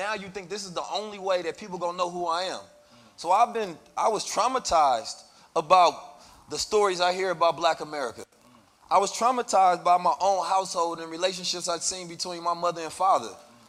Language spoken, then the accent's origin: English; St. Louis, Missouri, United States; also born or lived in Oakland, United States; You know, growing up in St. Louis and Oakland, California, those are very dangerous environments.